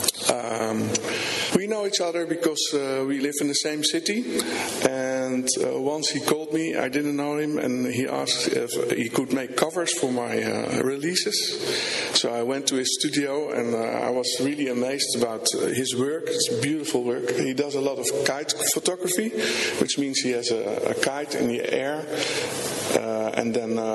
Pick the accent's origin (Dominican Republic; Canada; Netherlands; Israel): Netherlands; Rotterdam, South Holland; I'm from Rotterdam, Netherlands